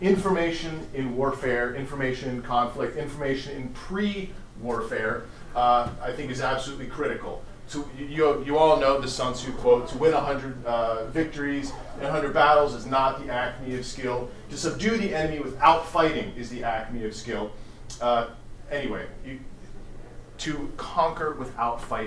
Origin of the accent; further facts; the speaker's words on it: United States; as an American